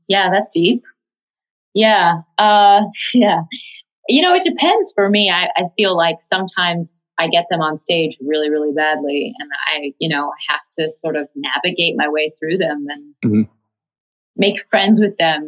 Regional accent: New York City, New York, United States; I grew up in Tribeca before it was fancy pants

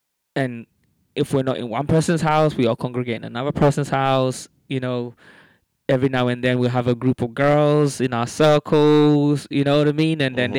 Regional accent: London, United Kingdom; So when growing up in London, there was a core group of us, all kind of Africans, football mad, party together, jam together, argue together.

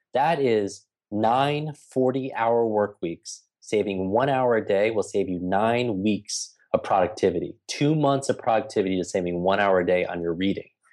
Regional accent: New York, United States; I'm from New York

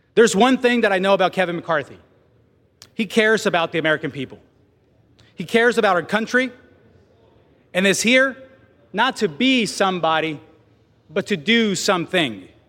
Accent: Mexico; English is a second language; now in United States; I was born in Mexico.

